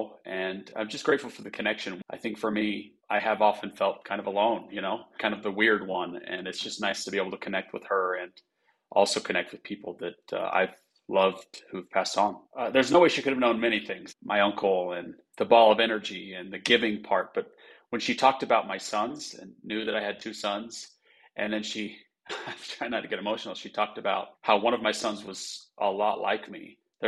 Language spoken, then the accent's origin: English; Idaho Falls, Idaho, United States; I'm from Idaho Falls, Idaho.